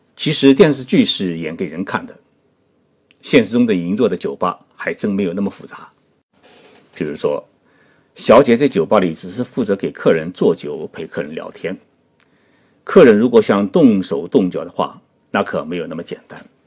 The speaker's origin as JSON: {"language": "Chinese", "country": "China", "said": "我是中国人"}